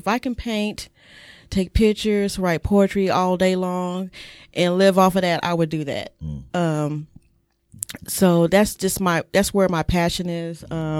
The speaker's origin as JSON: {"language": "English", "town": "Oklahoma City", "region": "Oklahoma", "country": "United States", "said": "Well, I'm a Okie. You know, I'm from Oklahoma City. Military brat, so I've been all over the place."}